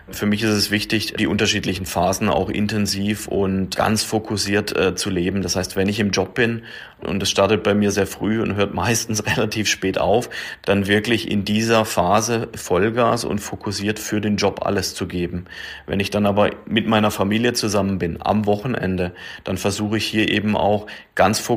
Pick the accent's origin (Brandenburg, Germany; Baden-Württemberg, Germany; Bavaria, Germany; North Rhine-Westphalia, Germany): Baden-Württemberg, Germany; Neckarsulm; Ich bin wieder zurückgekommen in meine Heimat, wo meine Karriere hier vor über 20 Jahren gestartet hat bei Audi in Neckarsulm.